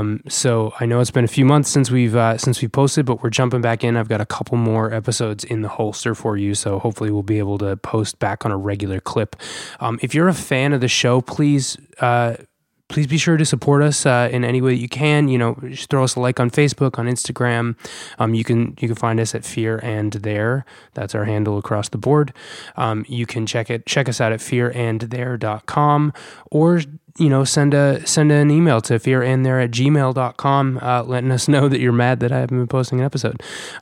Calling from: Coventry, Rhode Island, United States; I'm calling in from Coventry, Rhode Island.

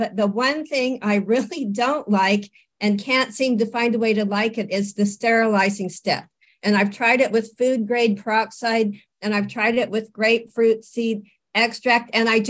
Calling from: Santa Rosa, California, United States; I'm from Santa Rosa, California, and I got your book and a sprouting kit after hearing you speak about a year ago.

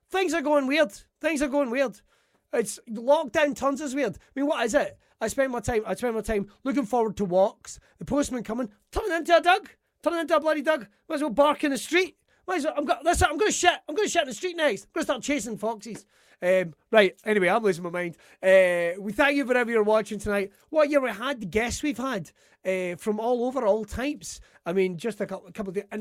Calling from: Scotland, United Kingdom; I'm broadcasting from Ayrshire, right?

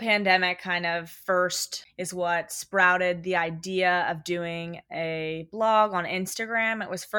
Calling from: Los Angeles, California, United States; My pronouns are she, her, hers. And I am tuning in from Los Angeles.

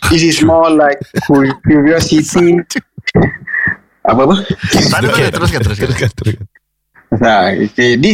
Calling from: Tampines, East Region, Singapore; Uh, saya daripada Tampines.

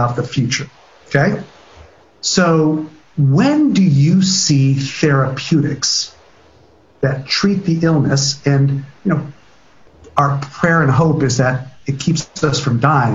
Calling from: Stanford, California, United States; I'm calling you from Stanford, California

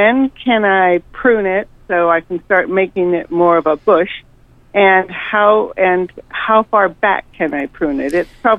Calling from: Gustavus, Alaska, United States; I'm calling from Gustavus

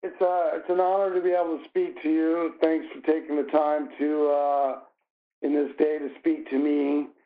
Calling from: Des Moines, Iowa, United States; I'm calling you from Des Moines, Iowa.

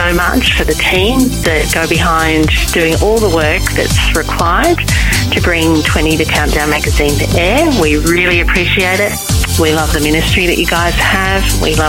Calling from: New South Wales, Australia; G'day from Australia. This is … and …. We're calling from Central West, New South Wales.

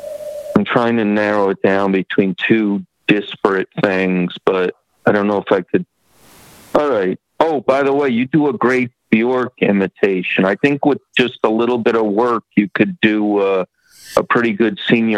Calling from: Kearney, Nebraska, United States; I'm in Kearney.

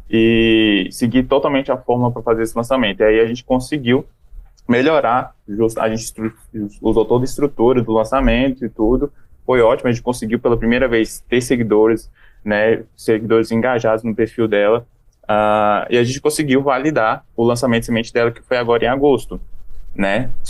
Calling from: Brasília, Federal District, Brazil; Eu sou de Brasília, do seu lado, Hugo.

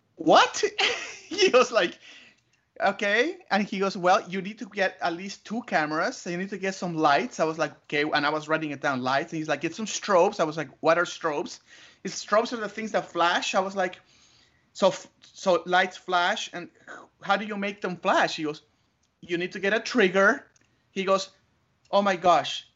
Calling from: Tucson, Arizona, United States; I'm calling you from Tucson, Arizona

